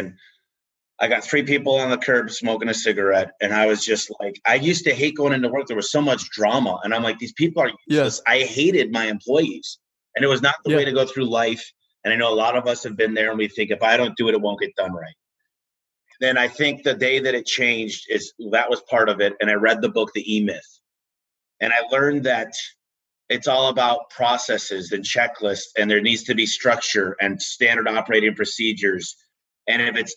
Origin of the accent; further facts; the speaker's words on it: Michigan, United States; moved away; I'm from Michigan originally, moved out here